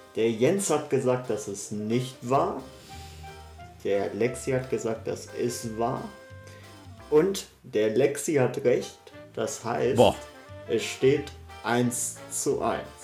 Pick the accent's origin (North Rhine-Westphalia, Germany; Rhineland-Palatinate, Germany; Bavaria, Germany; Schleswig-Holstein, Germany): North Rhine-Westphalia, Germany; Ruhr area; wie man bei uns im Pott sagt